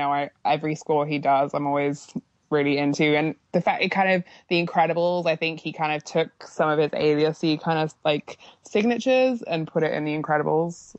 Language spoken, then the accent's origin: English; United Kingdom; I'm just being very British